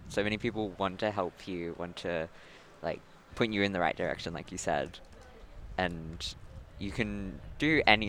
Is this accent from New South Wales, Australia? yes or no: yes; New South Wales, Australia; now in Melbourne, Australia; I have also been living in Melbourne for 3 years. I'm originally from New South Wales.